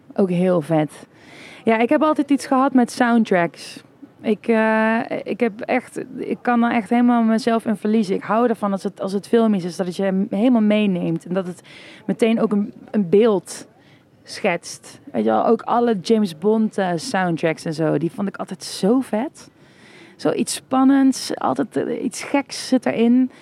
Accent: Kessel, Limburg, Netherlands; first language Dutch; ik kom zelf uit Kessel.

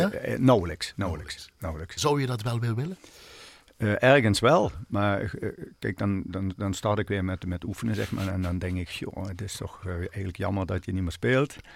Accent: Limburg, Netherlands; Want je komt, eh, ja, je komt als Limburger, zeg maar, ja, ja, toch ja, in het westen terecht.

